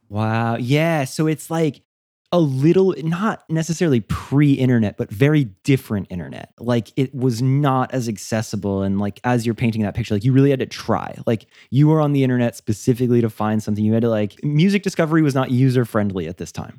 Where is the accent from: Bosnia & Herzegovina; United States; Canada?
United States; growing up in the States